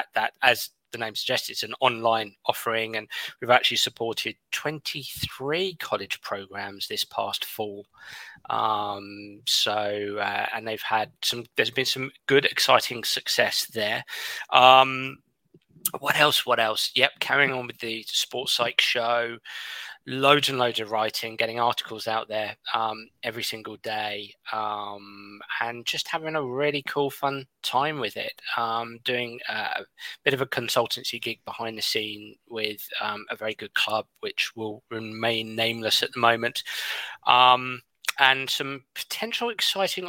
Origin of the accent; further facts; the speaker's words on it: England, United Kingdom; as an Englishman